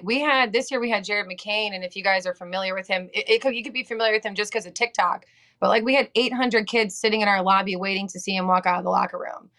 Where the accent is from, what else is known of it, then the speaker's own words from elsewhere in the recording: Illinois, United States; moved away as an adult; So growing up outside of Chicago, if you know anything about that area, obviously it's known for basketball.